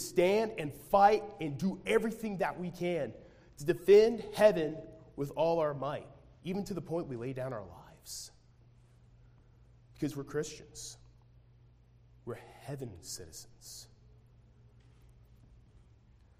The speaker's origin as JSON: {"language": "English", "country": "United States", "said": "All of us as Americans"}